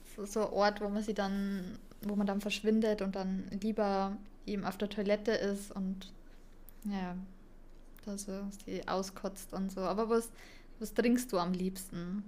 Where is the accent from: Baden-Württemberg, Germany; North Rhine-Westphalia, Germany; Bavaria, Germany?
Bavaria, Germany; ich komme da aus Bayern